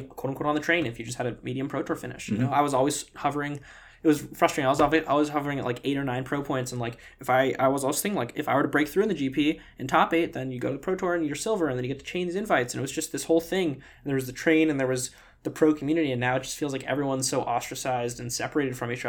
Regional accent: New York City, New York, United States; growing up in New York City

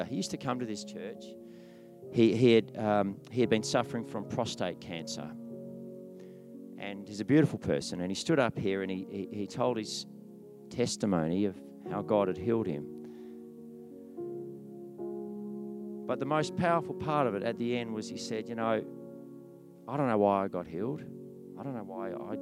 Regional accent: Tasmania, Australia; I was born in Tasmania

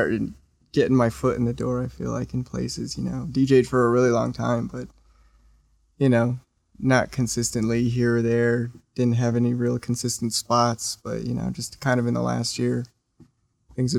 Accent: Santa Fe, New Mexico, United States; growing up in New Mexico or in Santa Fe

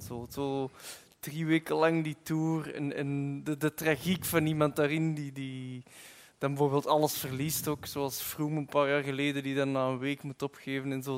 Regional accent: Flanders, Belgium; het kan niet anders als Vlaming

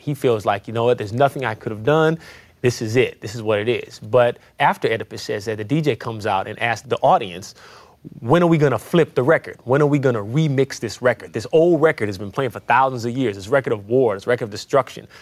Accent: San Francisco, California, United States; moved away as an adult; now in Beacon, United States; I live in Beacon, New York now, but I'm originally from the Fillmore, which is in San Francisco

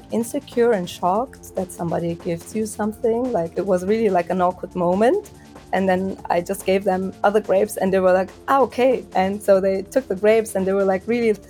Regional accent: Augsburg, Bavaria, Germany; born or raised there

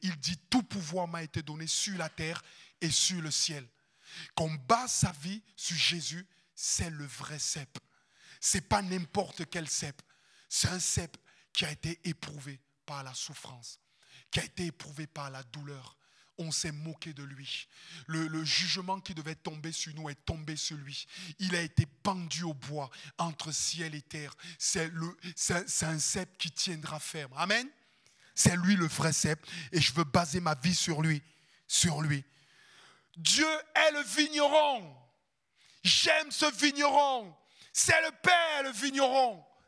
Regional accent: Cameroon; moved away as an adult; also born or lived in Landes, France; now in France; j'habite un ghetto en Afrique. Ma famille, elle est super pauvre.

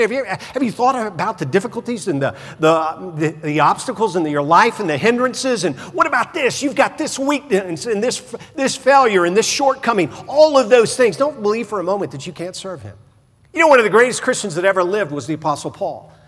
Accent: the South, United States; growing up in the South

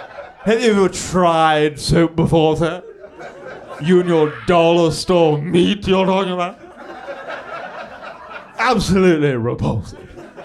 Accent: Oxford, South East England, United Kingdom; I'm from Oxford.

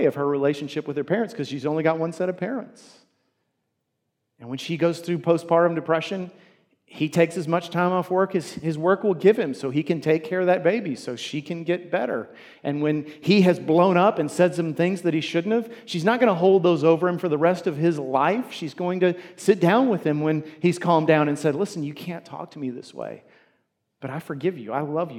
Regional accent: United States; As American Christians

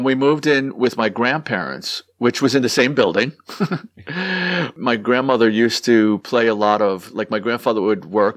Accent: New York City, New York, United States; also born or lived in Queens; I loved growing up in the Bronx

